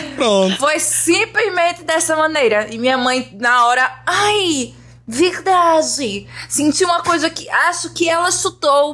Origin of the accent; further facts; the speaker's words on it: Igarassu, Pernambuco, Brazil; moved away as an adult; also born or lived in Recife; now in Rio de Janeiro, Brazil; Eu sou de Igaraçu, que é uma cidade que é mais ou menos a 30 a 40 quilômetros da, da universidade em Recife